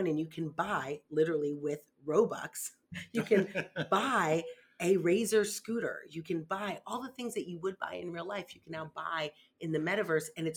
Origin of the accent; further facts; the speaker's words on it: Florida, United States; I'm from Florida